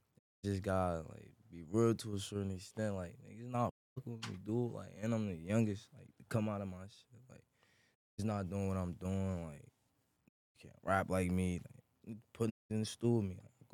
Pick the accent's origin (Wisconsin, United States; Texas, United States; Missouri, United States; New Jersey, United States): New Jersey, United States; Newark; I'm from Newark, New Jersey. You heard south side of Newark, New Jersey.